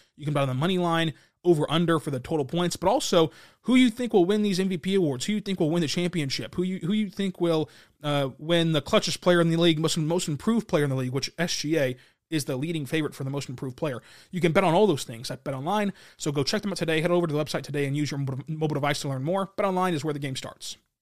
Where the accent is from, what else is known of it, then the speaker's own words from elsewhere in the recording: Lawton, Oklahoma, United States; I'm from Lawton. Uh, still live in Lawton